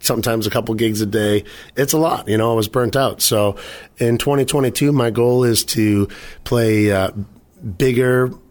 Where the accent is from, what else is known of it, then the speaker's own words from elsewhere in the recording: Halifax, Massachusetts, United States; I grew up, born and raised in Halifax.